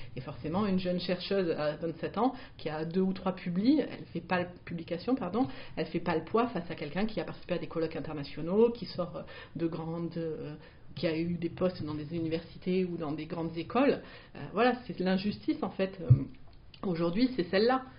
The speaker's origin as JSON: {"language": "French", "town": "Marseille", "region": "Provence-Alpes-Côte d'Azur", "country": "France", "said": "je suis marseillaise"}